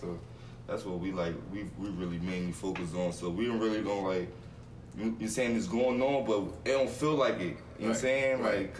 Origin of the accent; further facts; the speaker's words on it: Philadelphia, Pennsylvania, United States; Hey, man, I'm from West Philly, man.